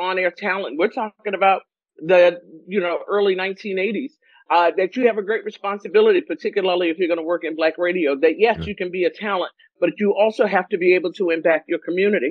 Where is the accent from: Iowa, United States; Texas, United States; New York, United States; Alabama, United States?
New York, United States; New York City; I am a girl from Brooklyn, New York